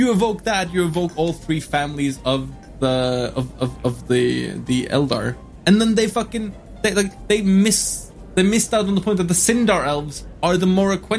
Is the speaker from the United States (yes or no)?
no; Norway; I'm from Norway.